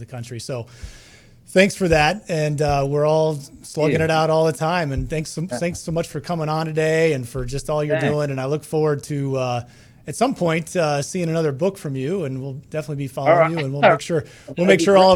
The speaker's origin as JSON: {"language": "English", "country": "United States", "said": "we're American citizens."}